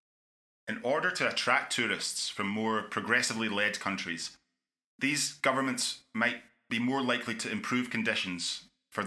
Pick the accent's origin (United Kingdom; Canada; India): United Kingdom; Scotland; my home country of Scotland